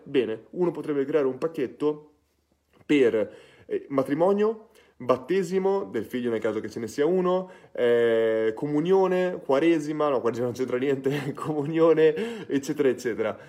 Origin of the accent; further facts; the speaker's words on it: Ferrara, Emilia-Romagna, Italy; sono di Ferrara